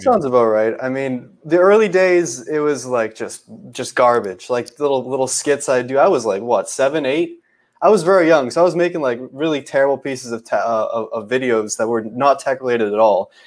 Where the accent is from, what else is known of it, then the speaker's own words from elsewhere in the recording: Canada; I'm Canadian